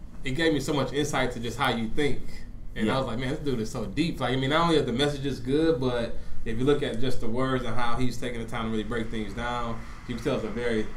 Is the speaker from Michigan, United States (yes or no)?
yes; Detroit, Michigan, United States; I'm from Detroit